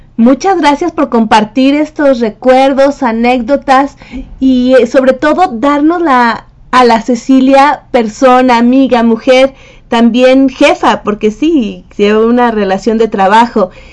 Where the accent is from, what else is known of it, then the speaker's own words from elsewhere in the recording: Mexico; also born or lived in Mexico City; México, de, mi tierra